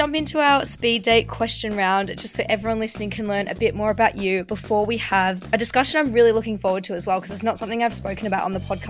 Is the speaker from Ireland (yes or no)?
no; Australia; because I came from Australia, right? So I've been here 6 years.